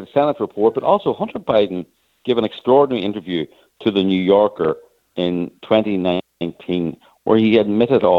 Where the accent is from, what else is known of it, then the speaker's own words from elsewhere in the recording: Ireland; as you can probably hear, I'm Irish